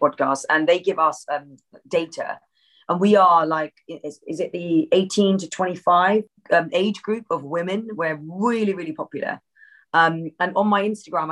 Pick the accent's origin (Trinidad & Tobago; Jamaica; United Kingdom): United Kingdom; an Asian brown woman growing up in Britain